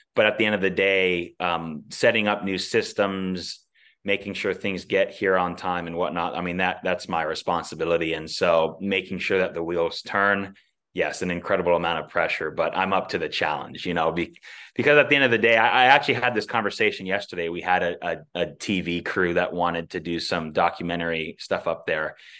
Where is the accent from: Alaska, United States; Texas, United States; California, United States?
Alaska, United States; growing up in Alaska, being born and raised here